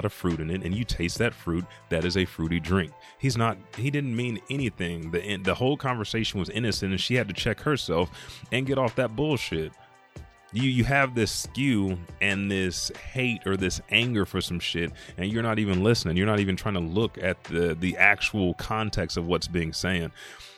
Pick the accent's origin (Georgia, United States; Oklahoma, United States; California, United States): Oklahoma, United States; Anadarko; moved away; I'm from Anadarko, Indian capital.